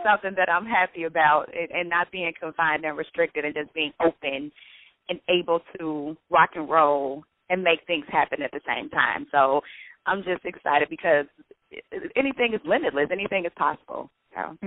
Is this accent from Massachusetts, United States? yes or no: no; Chicago, Illinois, United States; I'm from Chicago